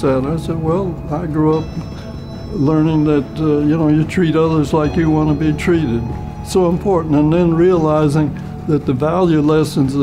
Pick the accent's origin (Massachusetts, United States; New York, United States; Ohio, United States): Ohio, United States; Cleveland; Air Force retired, and I was born in Cleveland, Ohio in 1919.